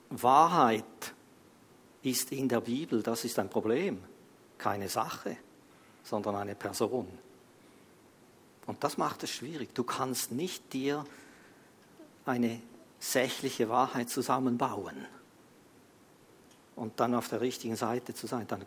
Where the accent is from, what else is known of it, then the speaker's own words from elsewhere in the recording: Switzerland; wir als Schweizer, das hatten wir vielleicht nicht so auf dem Radar, weil wir eigentlich, du kannst fast machen, was du willst hier in der Schweiz.